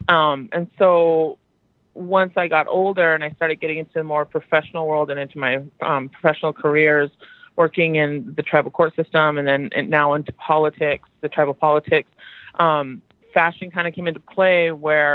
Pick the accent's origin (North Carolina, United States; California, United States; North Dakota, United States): North Dakota, United States; Fort Berthold Indian Reservation; I hail from the Fort Berthold Indian Reservation, which is home to the Mandan, Hidatsa, Arikara people.